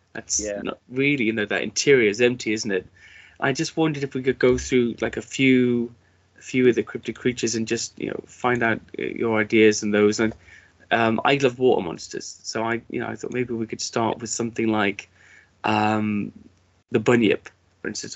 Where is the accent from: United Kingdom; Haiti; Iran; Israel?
United Kingdom; as a British person